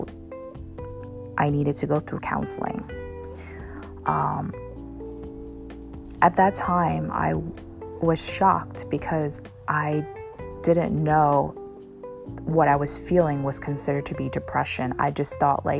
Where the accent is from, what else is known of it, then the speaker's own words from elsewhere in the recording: United States; I'm Asian American